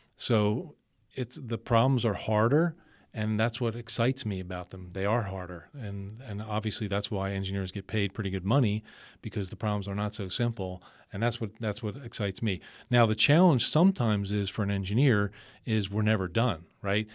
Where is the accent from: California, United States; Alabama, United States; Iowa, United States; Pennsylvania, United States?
Pennsylvania, United States; Philadelphia; moved away as an adult; also born or lived in Allentown, Pennsylvania; I'm originally from Philadelphia, spent most of my life there.